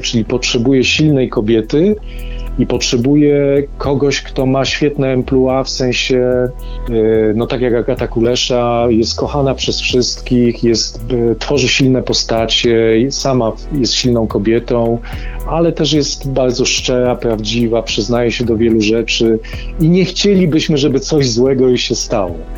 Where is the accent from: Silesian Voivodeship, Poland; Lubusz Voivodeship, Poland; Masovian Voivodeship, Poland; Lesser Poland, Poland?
Silesian Voivodeship, Poland; Dąbrowa Górnicza; ja pochodzę z Dąbrowy Górniczej z Zagłębia